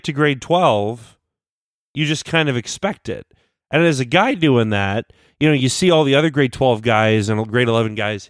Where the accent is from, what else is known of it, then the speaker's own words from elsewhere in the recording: Ontario, Canada; born there; Well, I was born in Ontario.